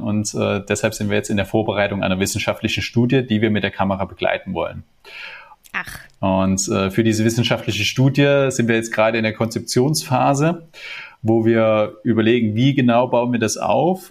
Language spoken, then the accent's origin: German; Germany; bei uns in Deutschland